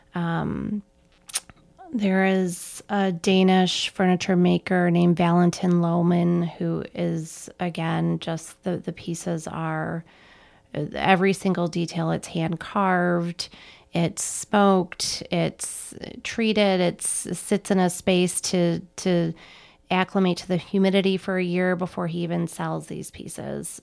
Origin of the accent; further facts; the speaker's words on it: Petoskey, Michigan, United States; moved away as an adult; also born or lived in Colorado; now in Chicago, United States; I am originally from northern Michigan, a small town called Petoskey that it's on, uh, sits on Little Traverse Bay